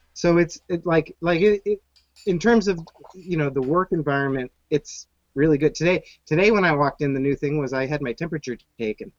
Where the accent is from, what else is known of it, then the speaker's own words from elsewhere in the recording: Phoenix, Arizona, United States; now in Chicago, United States; I grew up in Phoenix